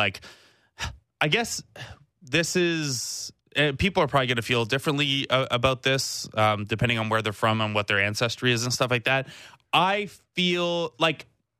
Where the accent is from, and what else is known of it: Cambridge, Ontario, Canada